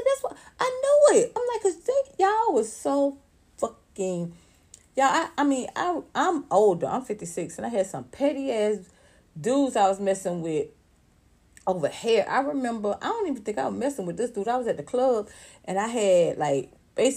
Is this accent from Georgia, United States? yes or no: yes; Atlanta, Georgia, United States; I'm from Atlanta